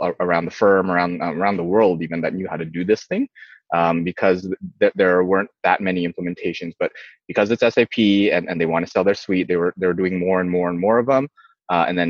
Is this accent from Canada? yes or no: yes; Canada; also born or lived in Indonesia; I was born in Indonesia, moved to Canada when I was young.